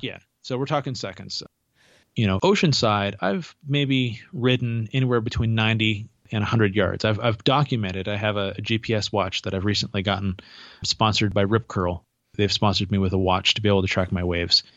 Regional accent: Santa Cruz, California, United States; moved away; I grew up in Santa Cruz, California, originally

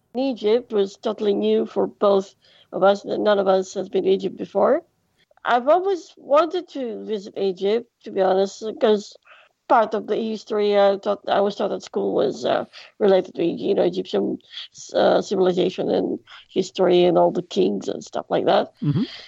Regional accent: Greece; English is a second language; I am from Greece

